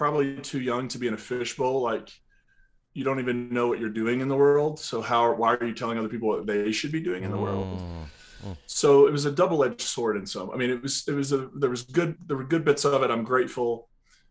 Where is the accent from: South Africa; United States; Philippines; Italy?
United States; Eastern Kentucky; also born or lived in West Virginia; now in Nashville, United States; I grew up, you know, in a holler in Eastern Kentucky